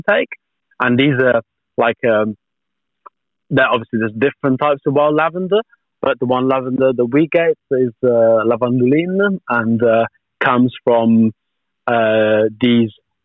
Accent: Tuscany, Italy; moved away; where I grew up in Tuscany

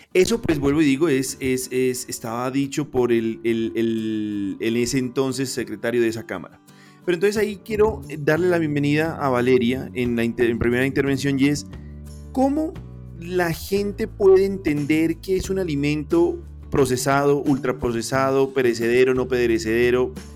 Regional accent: Pasto, Nariño, Colombia; siendo yo pastuso

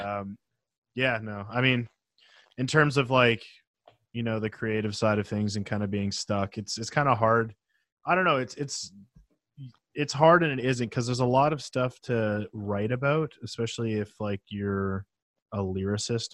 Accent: Penticton, British Columbia, Canada; where I grew up in Penticton, which is a small town in the uh, interior of British Columbia

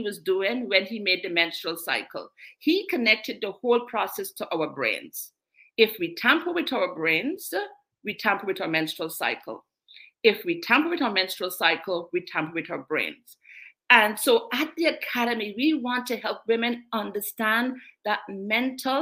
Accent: Guyana; also born or lived in England; now in Canada; I was born in England, international, bred in South America, Guyana, from the sunny Guyana.

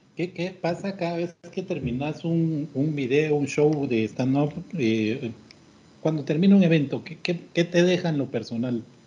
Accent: Guatemala; así somos los chapines

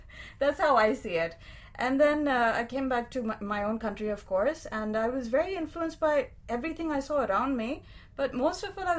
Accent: Pakistan; moved away; growing up in Pakistan

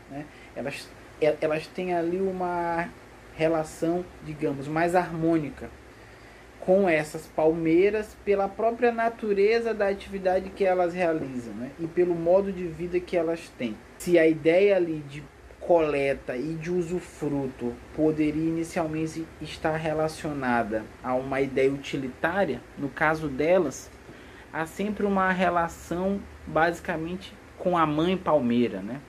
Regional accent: Maranhão, Brazil; eu sou originalmente do Maranhão

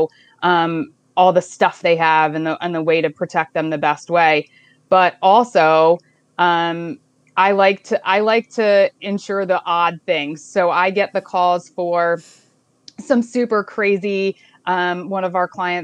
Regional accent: Pottsgrove, Pennsylvania, United States; I grew up in Potts Grove. I actually went to Potts Grove and graduated late 90s from Potts Grove

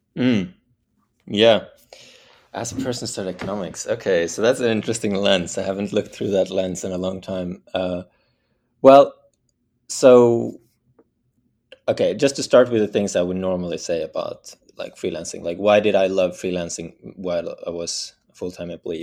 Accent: Bergen, Vestland, Norway; I was born in Norway, the west coast of Norway, in a city called Bergen

